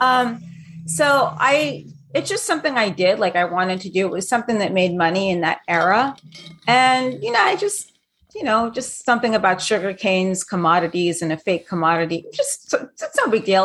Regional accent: New York City, New York, United States; also born or lived in London; I grew up in New York City. and London.

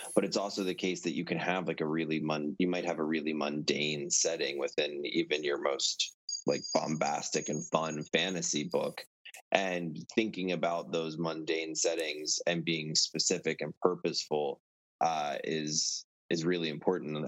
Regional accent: Virginia, United States; moved away as an adult; also born or lived in Maryland / Colorado / Montana; now in Maine, United States; So I was born in Maryland, um, really grew up in Virginia

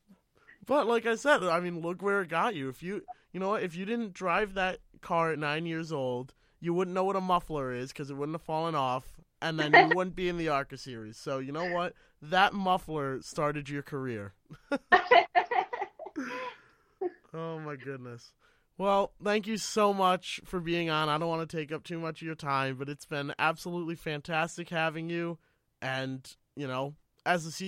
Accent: Massachusetts, United States; I grew up in Massachusetts, like a little suburban town in Massachusetts

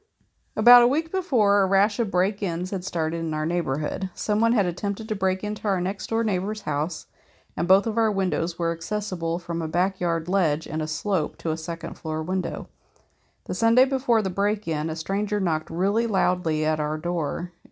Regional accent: Canada; I'm Canadian and uber polite, so I just nodded

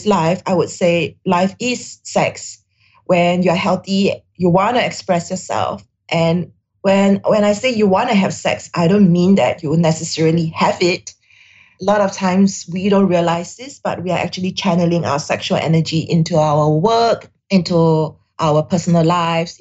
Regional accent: Singapore; I'm Singaporean Chinese in Singapore, grew up in Singapore

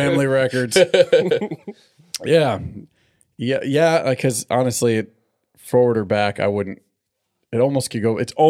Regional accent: San Diego, California, United States; Somehow I ended up living out here. Yeah, I'm from San Diego.

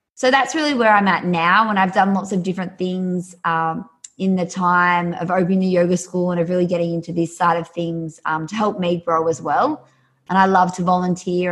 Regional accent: an hour north of Sydney, New South Wales, Australia; accent: Australian; I'm Australian, so grew up just uh, an hour north of Sydney.

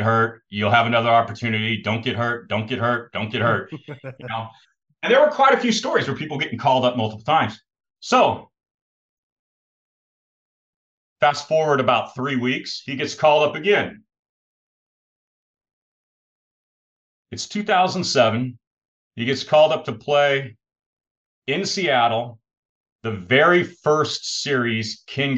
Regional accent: Australia; I grew up in Australia in the 1990s

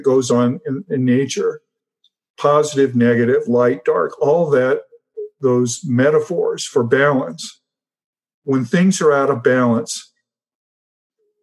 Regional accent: United States; as an American

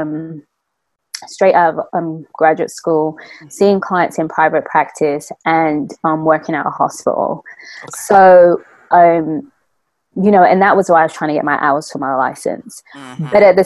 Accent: London, United Kingdom; moved away as an adult; now in Georgia, United States; Born and raised in London, but been living here in America for the past 13 years

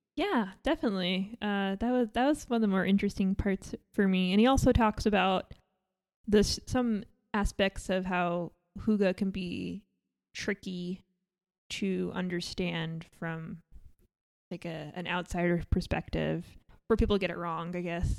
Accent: New York, United States; I grew up in New York

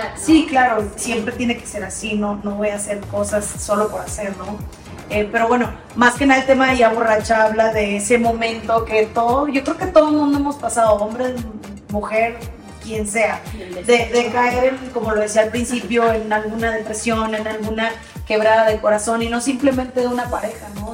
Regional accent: Matamoros, Tamaulipas, Mexico; also born or lived in Texas, United States; yo soy matamorense y, soy tamaulipeca, también soy tejana porque me, crié en frontera, nacida en Estados Unidos, pero criada en México por más de 25 años

